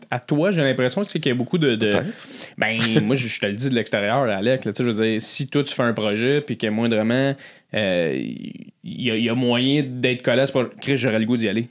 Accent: Blainville, Quebec, Canada; je viens de Blainville.

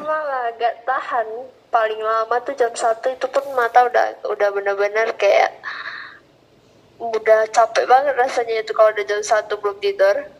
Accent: Kisaran, North Sumatra, Indonesia; Dari Kisaran

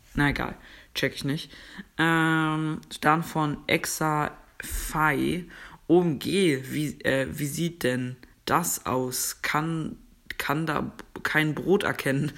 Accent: Germany; Ich komme aus Deutschland

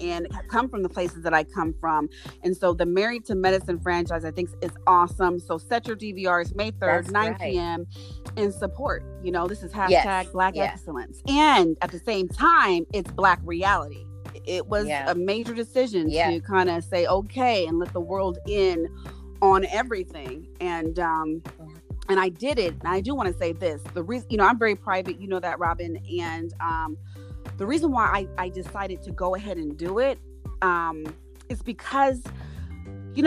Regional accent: Los Angeles, California, United States; I grew up right in South Central Los Angeles

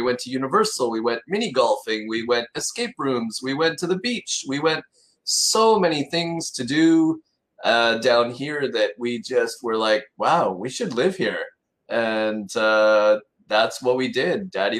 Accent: Edmonton, Alberta, Canada; also born or lived in Victoria / Montreal; So I'm originally from, I was born in Victoria, BC. Moved around a lot as my father was in the Navy, ended up in Edmonton for 15 years. And then my mom moved us closer to her family in Montreal.

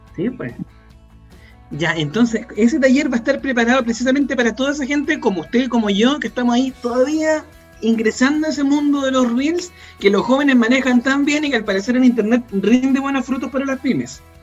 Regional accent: Chile; lo que estamos viviendo como chilenas, como chilenos

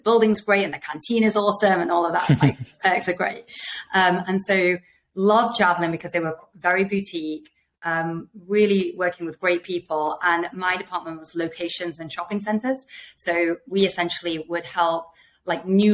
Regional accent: Manchester, North West England, United Kingdom; moved away as an adult; also born or lived in Sheffield / Oxford / Delhi / Mumbai; I was born in Sheffield, but I am a Lancashire girl. I moved to Manchester when I was like one and was there till 18. Loved growing up in Manchester.

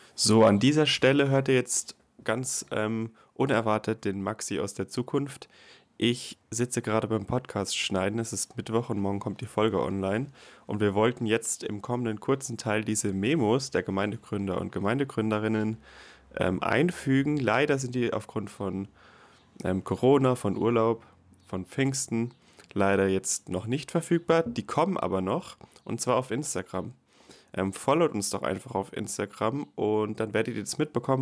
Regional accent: Karlsruhe, Baden-Württemberg, Germany; ich bin nämlich im CVM Karlsruhe groß geworden

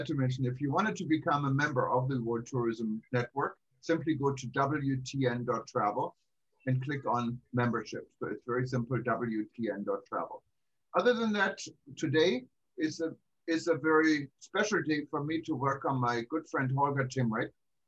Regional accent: Düsseldorf, North Rhine-Westphalia, Germany; now in Hawaii, United States; when I grew up in Germany

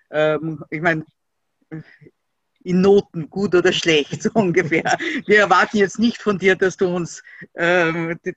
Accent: Austria; das ist äh, bei uns in Österreich, du hast das natürlich mitgekriegt, wird äh, das, was als politisches Schlagwort, also der politische Islam genannt wird, äh, einfach mit der Muslimbruderschaft äh, identifiziert

